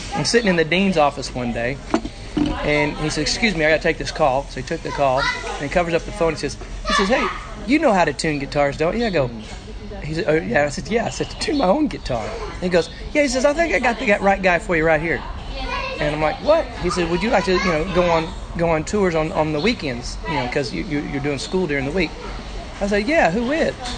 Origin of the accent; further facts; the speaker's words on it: Arkansas, United States; accent: hillbilly accent from Arkansas; now in Te Awamutu, New Zealand; my hillbilly accent from Arkansas